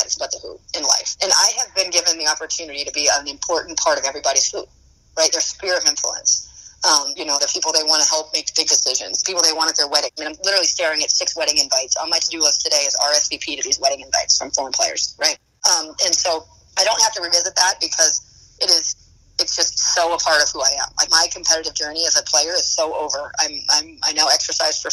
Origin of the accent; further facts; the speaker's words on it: New Hampshire, United States; I'm from a small state, though. I'm from New Hampshire.